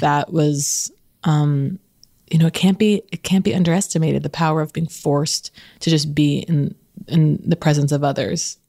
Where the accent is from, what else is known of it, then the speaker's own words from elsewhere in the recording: Los Angeles, California, United States; growing up in Los Angeles